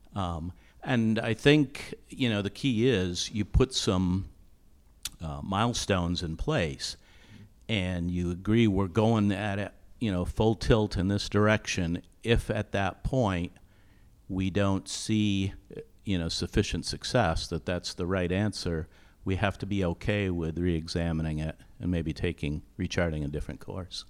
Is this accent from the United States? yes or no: yes; Vermont, United States; moved away as an adult; also born or lived in Dallas / Denver; I grew up in Vermont.